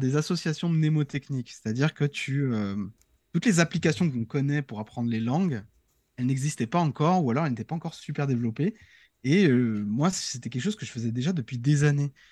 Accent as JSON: {"language": "French", "country": "France", "said": "en tant que Français"}